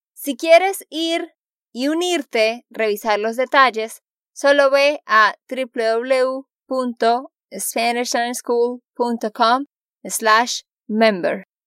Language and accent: Spanish; Santander, Colombia; de Santander, Colombia